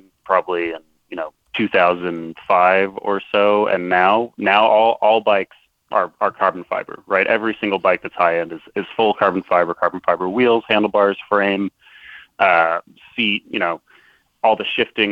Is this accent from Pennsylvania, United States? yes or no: yes; Philadelphia, Pennsylvania, United States; I'm not quite from Baltimore, but you know, Philly's close